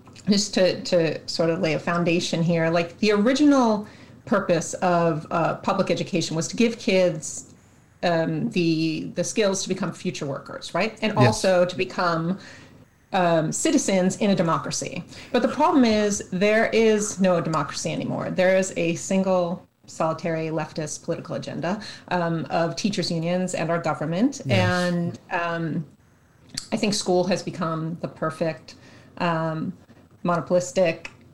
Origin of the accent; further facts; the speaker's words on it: New York, United States; now in Atlanta, United States; I am from Atlanta, by way of New York. That's where I'm originally from